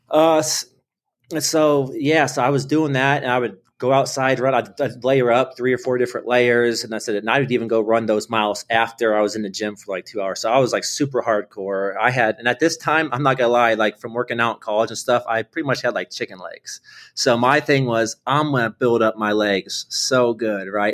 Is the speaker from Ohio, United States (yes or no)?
yes; Akron, Ohio, United States; moved away as an adult; also born or lived in North Carolina / New Hampshire; I'm from Akron, Ohio. Um, grew up there